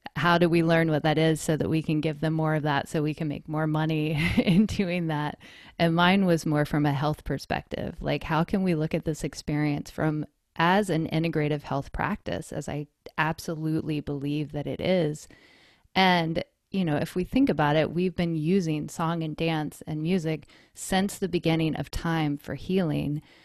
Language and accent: English; North Carolina, United States; moved away as an adult; also born or lived in Colorado; now in East Bay, California, United States; I was born and raised in North Carolina